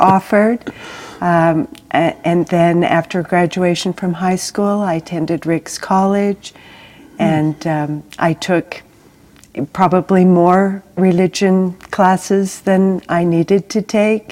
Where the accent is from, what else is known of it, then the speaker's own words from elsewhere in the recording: Caldwell, Idaho, United States; I was born in Caldwell, Idaho